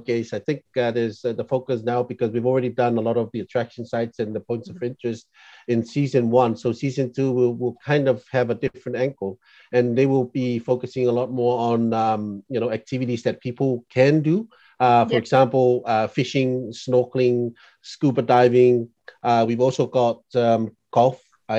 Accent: Samoa; I grew up in Samoa, like I said, I grew up in Samoa

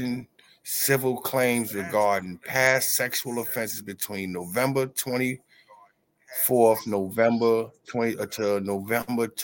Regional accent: New York, United States; My home state

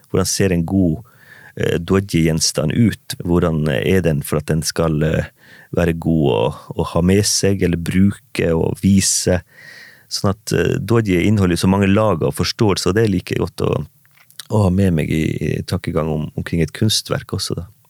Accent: Manndalen, Troms, Norway; levd mine første år i barndomshjem og i hjembygda mi Mandalen, Olmaivegi

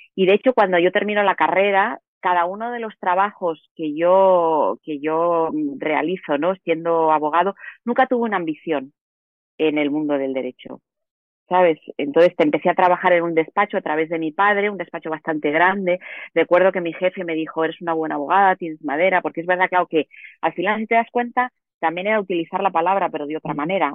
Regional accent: Madrid, Community of Madrid, Spain; yo soy madrileña, soy de ciudad

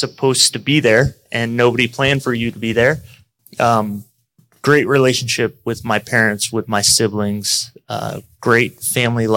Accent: Orlando, Florida, United States; also born or lived in Buffalo, New York; I was born in Buffalo, New York. We moved when I was pretty young to the Orlando area

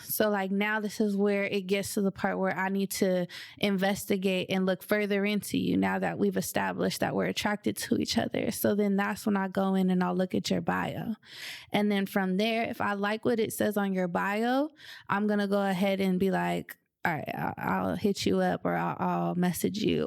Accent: Southern California, United States; now in Seattle, United States; I'm from Southern California

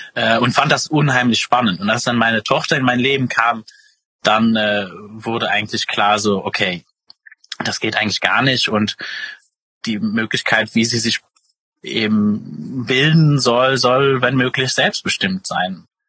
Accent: Luxembourg; ursprünglich äh, komme ich aus Luxemburg

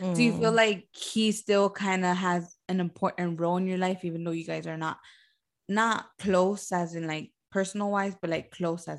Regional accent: Homestead, Florida, United States; Homestead, because I was born and raised in Homestead.

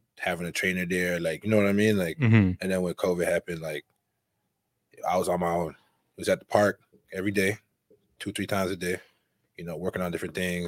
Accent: Gatineau, Quebec, Canada; I'm actually not from Ottawa. I'm from Gatineau.

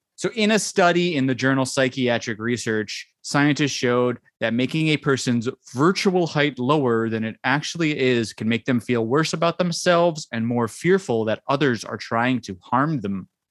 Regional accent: United States; because I'm American

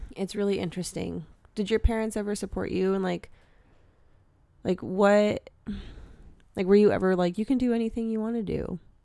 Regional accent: Wisconsin, United States; I'm from Wisconsin

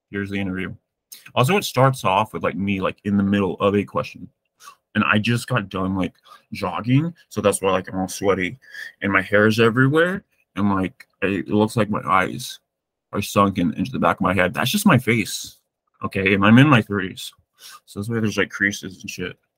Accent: Massachusetts, United States; also born or lived in Greece; I, I grew up in Massachusetts.

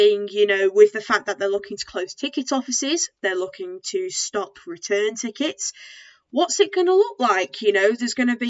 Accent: the Northwest, North West England, United Kingdom; we're both from the Northwest

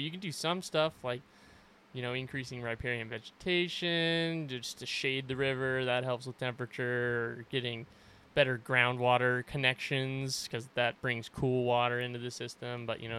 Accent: Boulder, Colorado, United States; moved away as an adult; also born or lived in San Luis Obispo, California; now in Montana, United States; So I grew up in Colorado, born and raised in Boulder. And then when I turned 18, I got into school at Cal Poly in San Luis Obispo on the Central Coast there.

